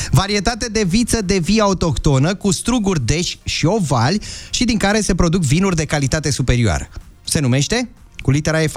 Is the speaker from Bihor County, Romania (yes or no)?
no; Curtea de Argeș, Argeș, Romania; now in France; din Curtea de Argeș, dar prezent în Franța